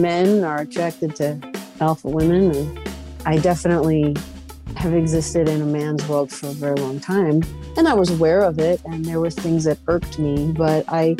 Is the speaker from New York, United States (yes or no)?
yes; New York, United States; I mean, I kind of grew up on classic rock radio. I don't even know that we called it classic rock at the time, but I lived right between Jones Beach